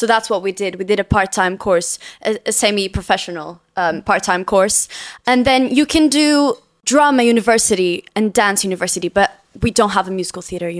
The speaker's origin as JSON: {"language": "English", "region": "Lisbon", "country": "Portugal", "second_language": "English", "moved": "as an adult", "lives_now": "London, United Kingdom", "said": "I'm just a basic girl from Lisbon."}